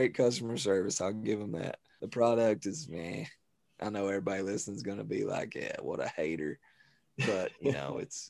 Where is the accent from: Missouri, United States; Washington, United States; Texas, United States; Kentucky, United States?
Kentucky, United States; London; Born and bred, never left. London.